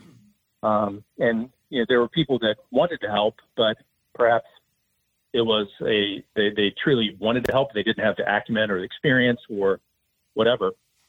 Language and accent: English; Huntington, West Virginia, United States; So growing up in Huntington, West Virginia, we didn't really talk about entrepreneurship much.